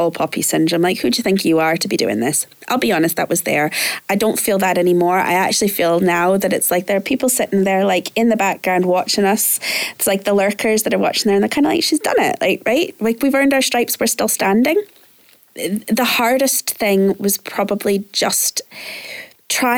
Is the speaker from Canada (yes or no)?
yes; Canada; now in Glasgow, United Kingdom; I'm originally Canadian